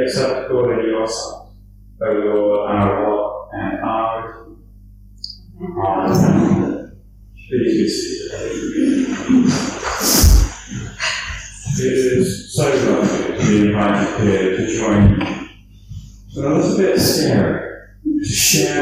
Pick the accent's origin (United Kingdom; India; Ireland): Ireland; Dublin, Leinster; I grew up in Dublin